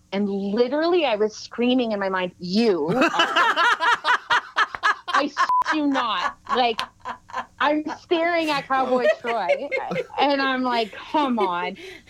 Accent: Salmon Arm, British Columbia, Canada; I'm also from Salmon Arm, BC.

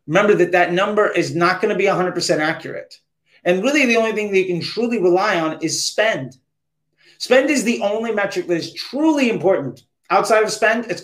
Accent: United States; as an American

